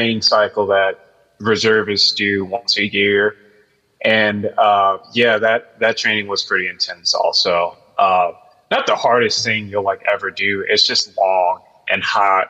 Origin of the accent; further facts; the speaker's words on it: Tucker, Georgia, United States; also born or lived in Lithonia, Georgia / Conyers, Georgia; I am from Georgia. I was born in Tucker, Georgia, which is not terribly far from where I'm at right now.